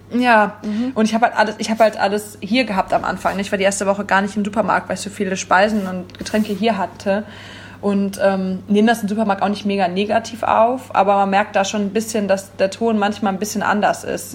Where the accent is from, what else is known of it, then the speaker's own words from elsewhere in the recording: Wipperfürth, North Rhine-Westphalia, Germany; moved away as an adult; now in Cologne, Germany; ich bin nicht Urkölsch. Ähm, ich komme aus Wipperfürth. Oberbergischer Kreis